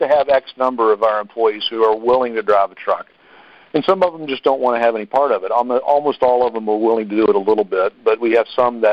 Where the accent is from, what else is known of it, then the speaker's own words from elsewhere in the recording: Harrisonburg, Virginia, United States; we're in Harrisonburg because I'm from Harrisonburg